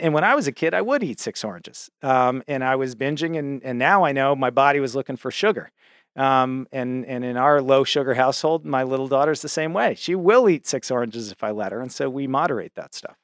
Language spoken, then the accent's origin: English; Cambridge, Massachusetts, United States; I grew up in Cambridge, Massachusetts, which is, you know, the home of Harvard University